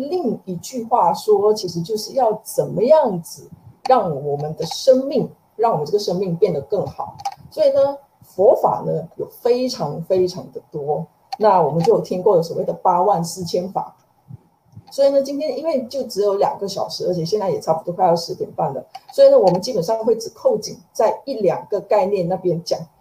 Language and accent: Chinese; Malaysia; now in Taiwan; 我也是马来西亚人，那在M C O这段期间其实也是很心系，马来西亚的家人